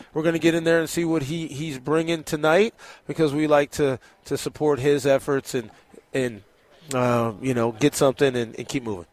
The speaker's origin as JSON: {"language": "English", "town": "El Paso", "region": "Texas", "country": "United States", "said": "We're El Pasoans"}